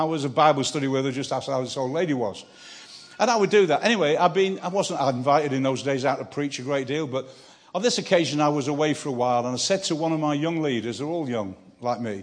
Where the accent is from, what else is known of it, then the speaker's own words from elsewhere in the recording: Manchester, North West England, United Kingdom; I'm from Manchester, a northerner.